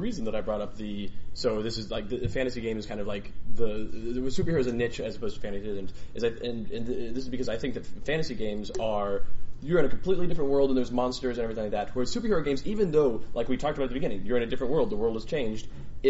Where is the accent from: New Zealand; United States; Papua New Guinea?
New Zealand; I'm from New Zealand, we have castles everywhere.